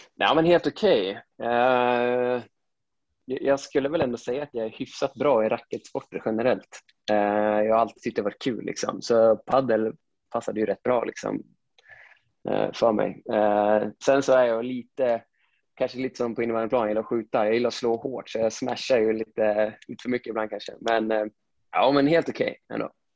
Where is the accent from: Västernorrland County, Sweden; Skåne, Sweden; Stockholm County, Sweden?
Västernorrland County, Sweden; Sundsvall; now in Gothenburg, Sweden; jag är född och uppvuxen i Sundsvall. Eh, jag är ju från Granlo, det är en liten